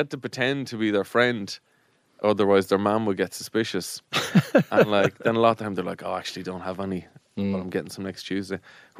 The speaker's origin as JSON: {"language": "English", "country": "Ireland", "said": "I'm from Ireland."}